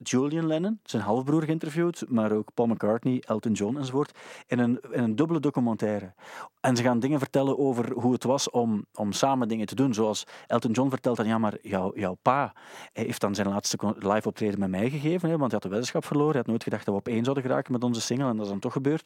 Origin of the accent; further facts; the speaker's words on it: Sint-Niklaas, Flanders, Belgium; moved away as an adult; ik kwam ook uit Sint-Niklaas, daar was alles dicht om één uur